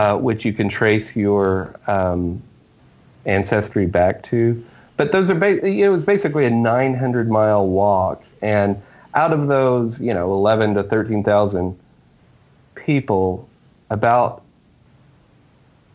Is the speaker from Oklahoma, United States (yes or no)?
yes; Oklahoma, United States; I grew up in Oklahoma, and I've stayed here my whole life.